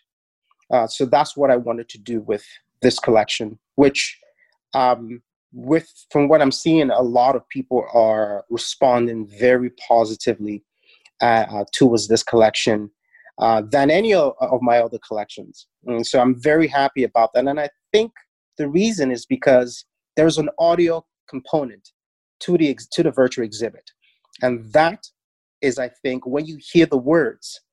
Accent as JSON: {"language": "English", "country": "Nigeria", "tie": "born or raised there", "moved": "yes", "lives_now": "Toronto, Canada", "said": "growing up in Nigeria, head wraps was something every woman wore"}